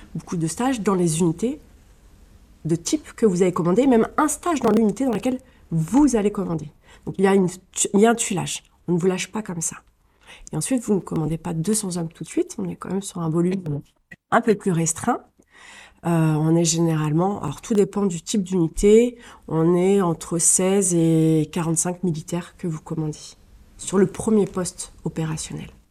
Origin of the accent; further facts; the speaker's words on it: Colombes, Île-de-France, France; je suis francilienne, donc je suis née dans les Hauts-de-Seine à Colombes et j'ai fait pratiquement toute ma scolarité dans les Hauts-de-Seine